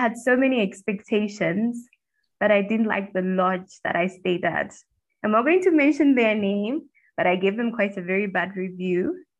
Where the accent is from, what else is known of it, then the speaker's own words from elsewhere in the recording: Lusaka, Lusaka Province, Zambia; all the way from Zambia, Lusaka to be precise. That's Africa.